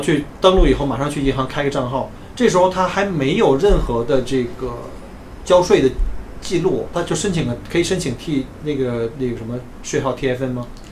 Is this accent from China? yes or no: yes; China; now in Australia; 我们作为中国人